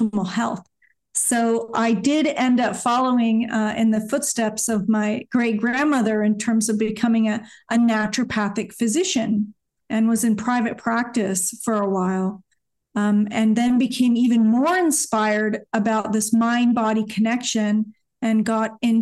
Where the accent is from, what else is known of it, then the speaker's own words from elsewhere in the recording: Hayward, California, United States; now in Washington State, United States; I was born in Hayward, California, in a suburb of San Francisco in the Bay Area. And it was a pretty sleepy suburb, very mellow. Grew up with my family